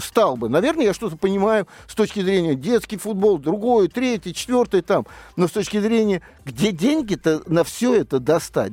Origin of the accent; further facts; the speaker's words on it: Moscow Oblast, Russia; Я из Подмосковья